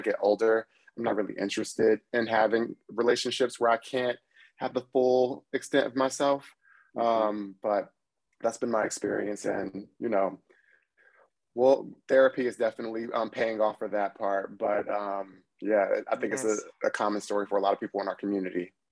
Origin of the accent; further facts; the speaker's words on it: Trenton, New Jersey, United States; also born or lived in Washington, D.C.; now in New York City, United States; I'm from Trenton, New Jersey